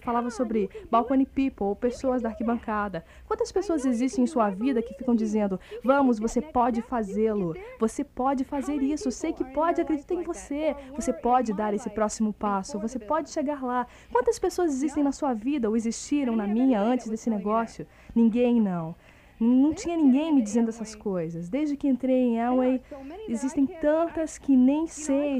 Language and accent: Portuguese; Kenosha, Wisconsin, United States; now in Florida, United States; eu sou de Kenosha, Wisconsin